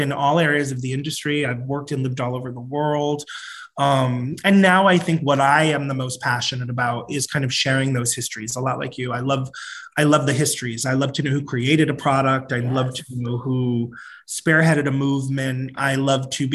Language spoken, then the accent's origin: English; Providence, Rhode Island, United States; moved away as an adult; also born or lived in Atlanta / New York; I come from Providence, Rhode Island, smallest of the 50 states. Most people have never been there. I grew up in a really large, very loud, very Catholic family